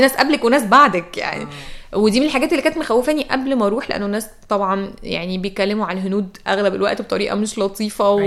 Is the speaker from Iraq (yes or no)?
no; Egypt; قلت ايجيبت